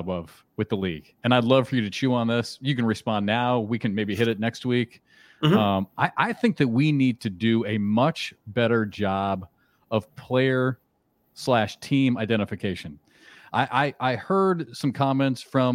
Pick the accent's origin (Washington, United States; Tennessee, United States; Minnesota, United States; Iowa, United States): Iowa, United States; growing up in Iowa